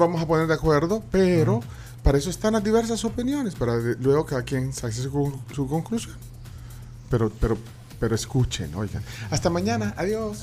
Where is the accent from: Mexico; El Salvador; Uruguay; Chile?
El Salvador; como salvadoreños, como tribuleños